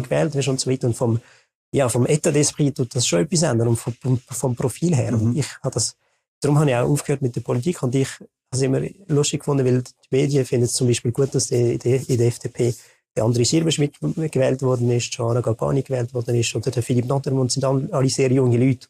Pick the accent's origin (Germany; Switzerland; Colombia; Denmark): Switzerland; Western Switzerland, Romandy; ich komme auch aus der Westschweiz